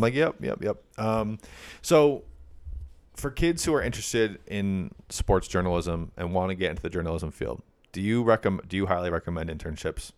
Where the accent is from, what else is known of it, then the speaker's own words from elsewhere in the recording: Granby, Connecticut, United States; from my hometown in Granby